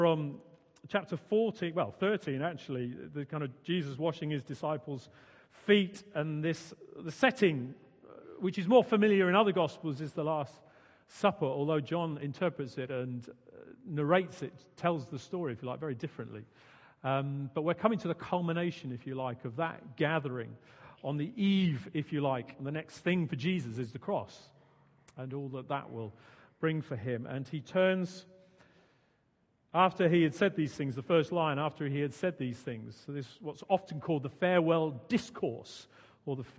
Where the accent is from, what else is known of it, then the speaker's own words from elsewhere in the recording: Suffolk, East of England, United Kingdom; also born or lived in Hawley, Surrey; now in Guildford, United Kingdom; originally I'm from Suffolk